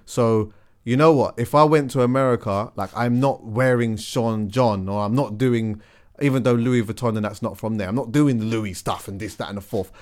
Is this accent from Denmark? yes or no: no; London, United Kingdom; I'm from London